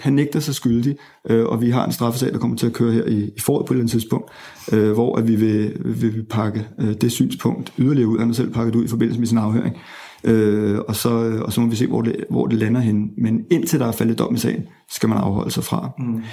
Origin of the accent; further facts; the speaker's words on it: Zealand, Denmark; er født og vokset i øh, Sjælland øh, og har gået på både Ordop øh, skole og gået på øh, Ordup gymnasium